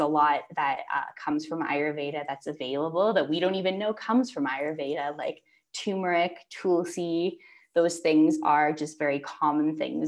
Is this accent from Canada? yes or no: yes; Canada; moved away as an adult; now in Mexico; growing up in Canada